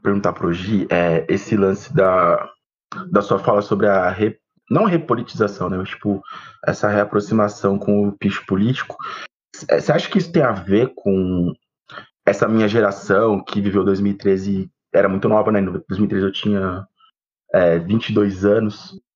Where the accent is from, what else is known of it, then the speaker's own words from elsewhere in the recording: São Paulo, Brazil; eu nasci ali na Água Funda uhum. e morei no Parque Bristo, morei na Vila Moraes